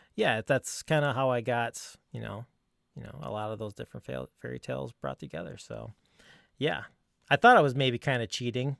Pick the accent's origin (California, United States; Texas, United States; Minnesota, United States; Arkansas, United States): Minnesota, United States; Minneapolis; Minnesota. I'm out of Minneapolis